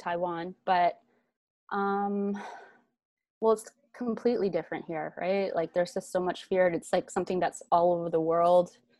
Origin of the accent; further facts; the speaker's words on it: Vancouver, British Columbia, Canada; I grew up in Van City in East